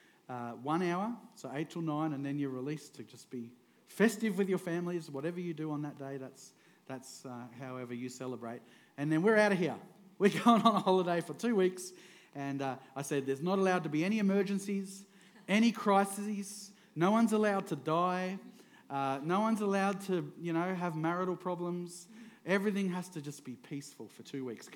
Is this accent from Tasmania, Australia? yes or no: no; Queensland, Australia; also born or lived in Victoria, Australia; I moved up to Queensland when I was 9, and I've been in Queensland ever since